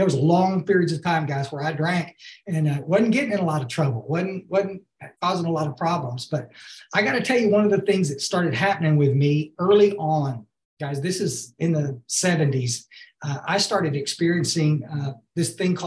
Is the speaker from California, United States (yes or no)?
no; Hill Country, Texas, United States; also born or lived in Houston; I grew up here in the Hill Country